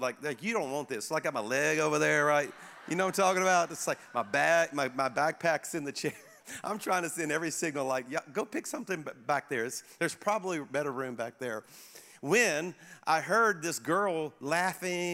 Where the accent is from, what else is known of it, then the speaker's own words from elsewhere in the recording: Baton Rouge, Louisiana, United States; now in Birmingham, United States; I was back in my hometown of Baton Rouge, Louisiana, to speak at my home church